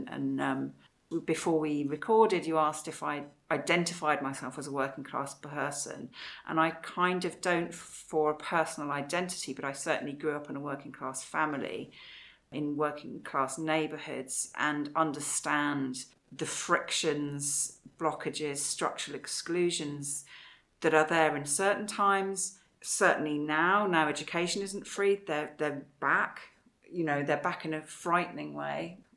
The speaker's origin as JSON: {"language": "English", "region": "Wales", "country": "United Kingdom", "tie": "born or raised there", "also_born_or_lived": "England", "said": "I grew up partly in Wales, where it had"}